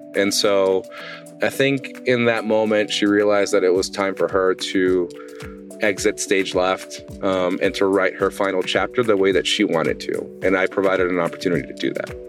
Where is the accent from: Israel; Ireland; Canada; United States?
United States; Southern California; moved away as an adult; now in Traverse City, United States; growing up in Southern California